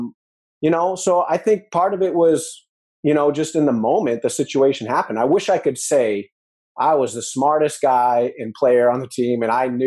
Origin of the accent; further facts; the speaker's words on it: New Hampshire, United States; moved away as an adult; also born or lived in Missouri / Texas; I was in Missouri and I'm from New Hampshire